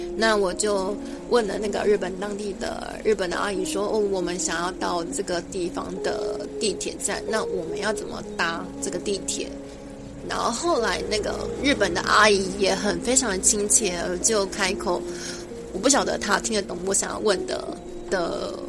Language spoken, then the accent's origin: Chinese; Taiwan; 我们是台湾人，我们是第一次来日本、来玩的